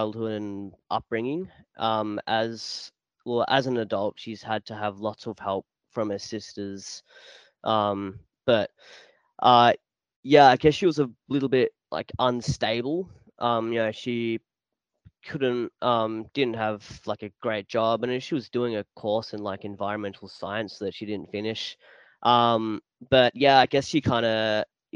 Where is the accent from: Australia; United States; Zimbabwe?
Australia; Warragul, Victoria; So I was born in Warragul. I was born in Warragul Hospital.